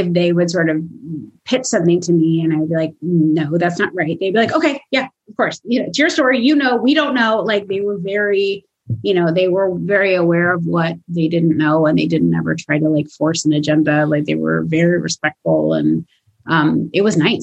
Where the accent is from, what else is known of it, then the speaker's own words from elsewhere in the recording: Los Angeles, California, United States; I'm from Los Angeles